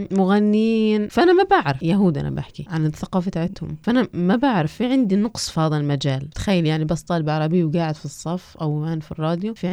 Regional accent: Negev, Southern District, Israel; عندنا هان في الوسط نقول عندنا في مجتمع النقب

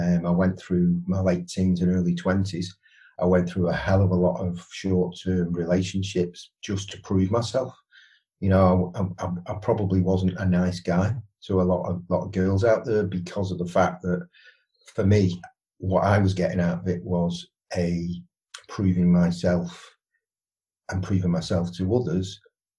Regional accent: Widnes, North West England, United Kingdom; moved away; I'm from Widnes originally, so I played rugby league

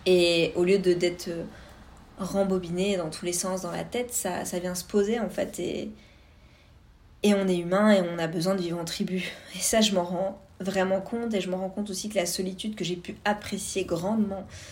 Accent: Vosges, Grand Est, France; moved away as an adult; now in Canada; je viens des Vosges euh, à l'est de la France

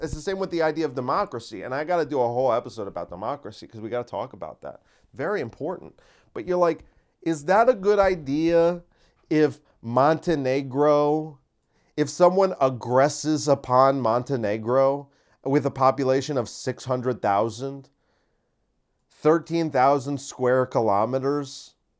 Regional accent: United States; Americans aren't responsible for the actions of our government.

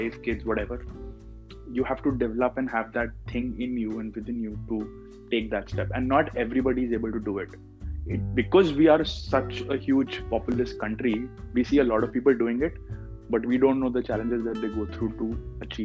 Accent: Delhi, India; moved away as an adult; also born or lived in Bangalore, India / Jind, Haryana, India; now in Toronto, Canada; I come from Delhi, so you can imagine why I say that as an advantage

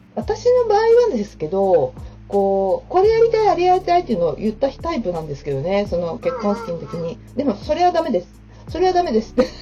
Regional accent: Numazu, Shizuoka, Japan; 私もね、沼津出身

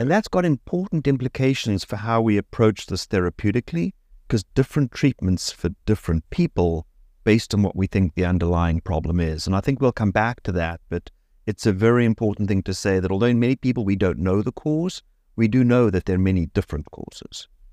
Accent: Cape Town, Western Cape, South Africa; moved away as an adult; also born or lived in Oxford; now in South Florida, United States; I grew up in Cape Town, South Africa, which is where I went to medical school

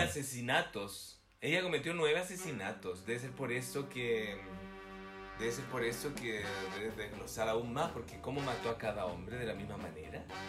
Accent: Chile; moved away; also born or lived in Belgium

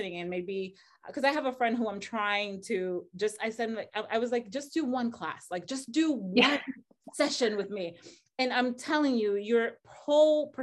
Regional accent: Dominican Republic; moved away as an adult; I'm originally from the Dominican Republic.

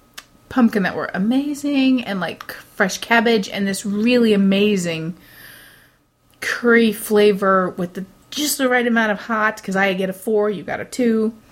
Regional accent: Midwest, United States; I am from the Midwest

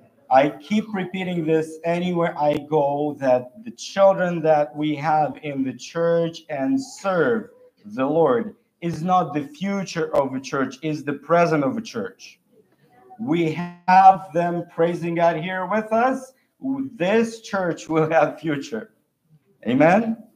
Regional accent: Siberia, Russia; I grew up in Siberia

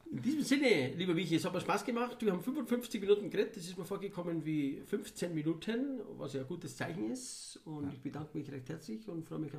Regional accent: Weilheim in Oberbayern, Bavaria, Germany; Meine Heimat, Weilheim in Oberbayern und Oberbayern als Region ist für mich

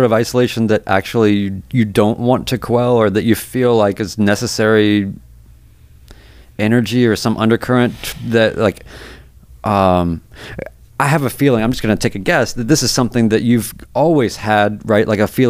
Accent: North Carolina, United States; also born or lived in New York / Seattle / Nashville; I'm from North Carolina. I lived in New York. I've lived in Seattle, lived in Nashville, whatever.

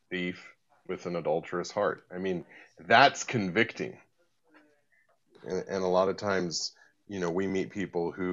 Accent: United States; now in United Kingdom; obviously you can tell by my accent. I'm you know, originally from the U.S. I have an American passport, but I now live in the U.K.

